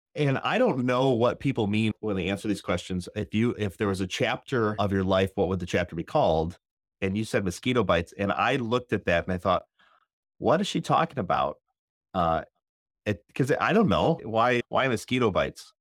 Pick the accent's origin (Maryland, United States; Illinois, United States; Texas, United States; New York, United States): Illinois, United States; Northern; I'm from Northern Illinois.